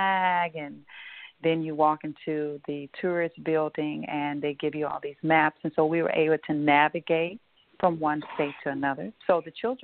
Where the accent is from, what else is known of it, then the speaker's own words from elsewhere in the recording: Louisiana, United States; here in Louisiana, Baton Rouge, and in my hometown as well